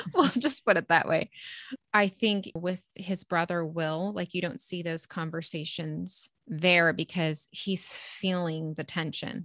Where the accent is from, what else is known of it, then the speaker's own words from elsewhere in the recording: United States; we're American, we're born in the eighties